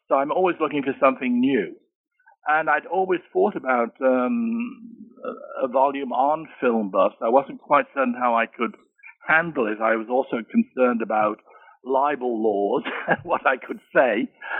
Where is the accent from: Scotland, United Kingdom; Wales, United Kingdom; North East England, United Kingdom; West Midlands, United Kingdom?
West Midlands, United Kingdom; Birmingham; born there; I was born in Birmingham, England.